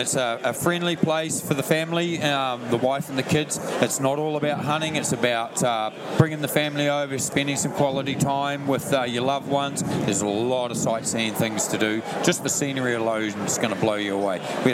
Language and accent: English; New Zealand; We're an English-speaking country. It's very safe.